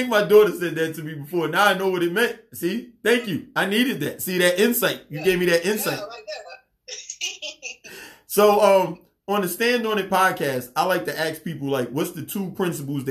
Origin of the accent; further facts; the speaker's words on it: New York City, New York, United States; now in Gwinnett County, Georgia, United States; I'm from Queens.